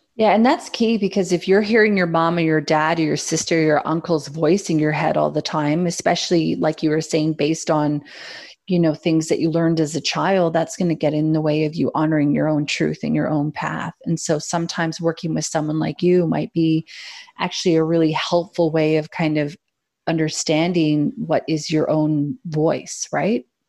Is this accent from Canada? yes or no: yes; Canada; as a Canadian